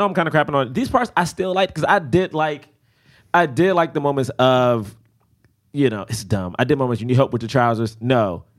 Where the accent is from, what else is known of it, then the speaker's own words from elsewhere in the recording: Washington, District of Columbia, United States; Oh, step on the way from Southeast D.C.